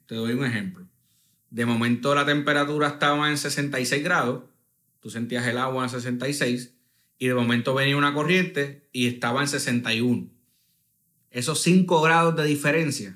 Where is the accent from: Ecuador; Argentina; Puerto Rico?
Puerto Rico; somos del Caribe